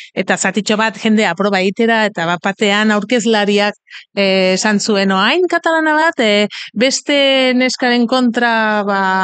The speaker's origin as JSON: {"language": "Basque", "region": "Catalonia", "country": "Spain", "second_language": "Basque", "said": "ni katalana naiz"}